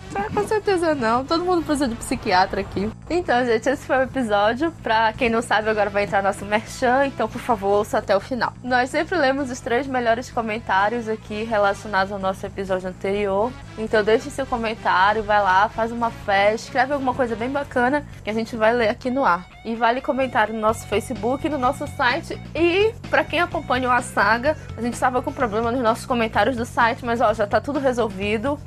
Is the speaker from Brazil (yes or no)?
yes; Pará, Brazil; daqui do Pará